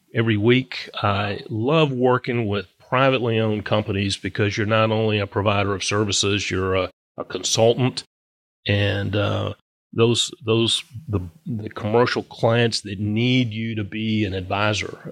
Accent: Virginia, United States; also born or lived in Charlotte, North Carolina; I was born and raised in Virginia

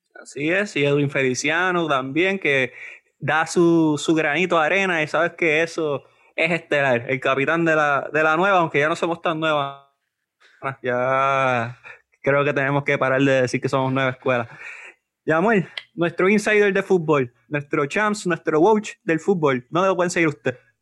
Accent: Puerto Rico; nosotros como puertorriqueños

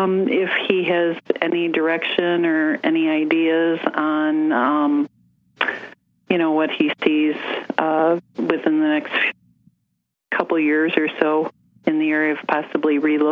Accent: Batavia, Illinois, United States; now in Elgin, United States; I'm calling from Elgin, Illinois. I'm originally from Batavia, Geneva area. So we're about 40 miles west of Chicago.

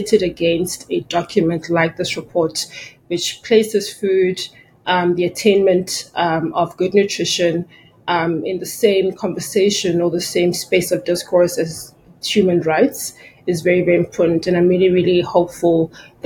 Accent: South Africa; my home country, South Africa

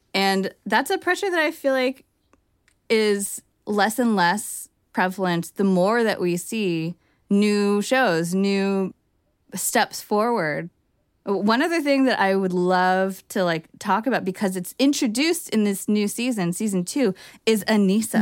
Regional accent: Bay Area, California, United States; I'm from the Bay Area

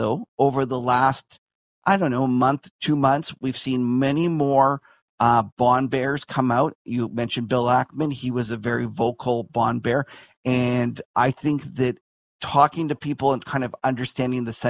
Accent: Canada

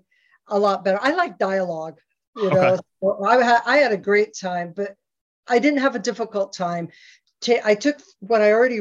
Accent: Scotland, United Kingdom; now in United States; I'm Scottish, I'm an immigrant to the United States

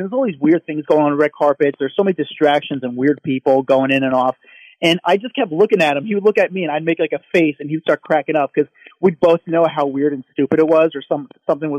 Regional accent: New Jersey, United States; I'm from blue collar New Jersey

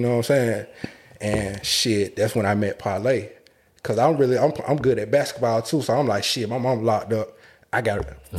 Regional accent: Atlanta, Georgia, United States; So, for me, Allen Temple Projects, I'm going to give you the picture.

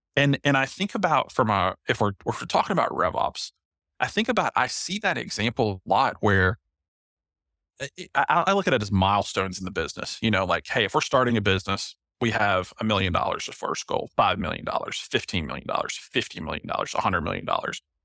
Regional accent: Knoxville, Tennessee, United States; I'm from Knoxville, Tennessee

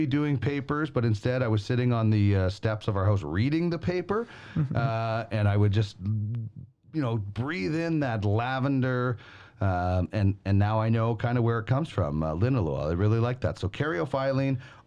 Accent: Brandon, Manitoba, Canada; the street in where I grew up in Brandon, Manitoba

